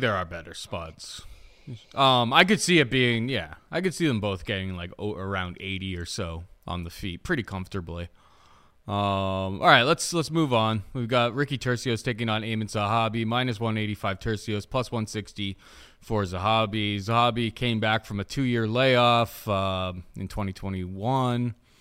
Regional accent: Canada; as a Canadian

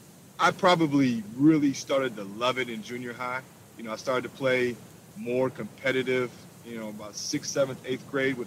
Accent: Minneapolis, Minnesota, United States; I did. I grew up in South Minneapolis.

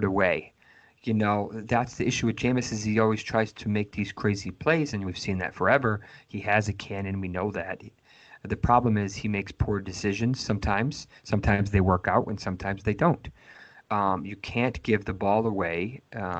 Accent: Massachusetts, United States; I'm born and raised in Massachusetts.

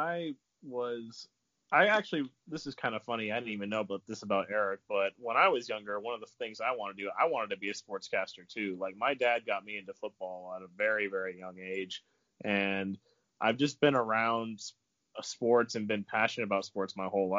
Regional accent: North Carolina, United States; I'm from North Carolina

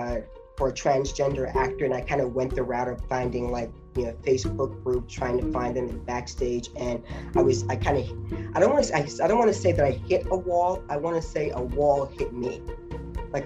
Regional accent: the South, United States; now in New York, United States; when I came to New York from the South, I was sort of like a nothing.

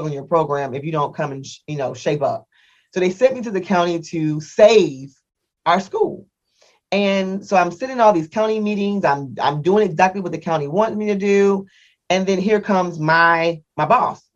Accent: Indiana, United States; moved away as an adult; I'm from the Midwest, from Indiana

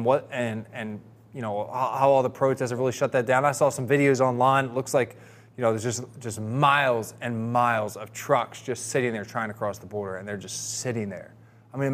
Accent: New Jersey, United States; I grew up in New Jersey, and there it was all NFL

